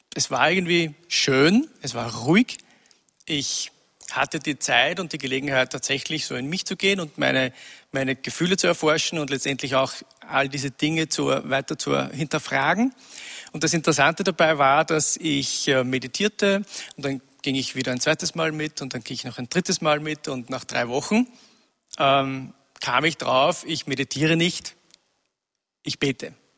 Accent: Upper Austria, Austria; ich wurde in Oberösterreich geboren, in einem kleinen Nest, 1000 Einwohner. Ähm, und wurde dort sozialisiert in den 70er Jahren

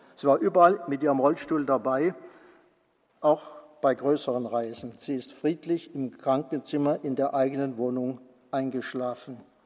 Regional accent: Mosbach, Baden-Württemberg, Germany; now in Bonn, Germany; meiner Heimatgemeinde Musbach

